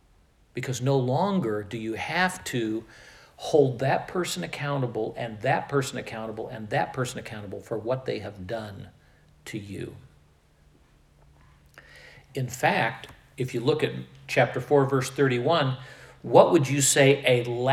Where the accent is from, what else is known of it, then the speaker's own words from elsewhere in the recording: Midwest, United States; also born or lived in Iowa; I grew up in the Midwest. I spent the next 13 years after my formative years and after my college years, I spent those in Iowa, whatever accent Iowans have.